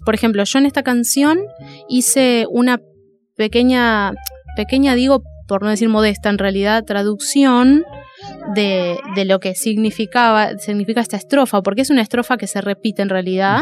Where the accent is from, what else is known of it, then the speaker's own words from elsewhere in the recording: Dique Luján, Buenos Aires, Argentina; yo me crié en Dique Luján y, vivo ahora en, en, Dique Luján, que es un lugar de zona de río.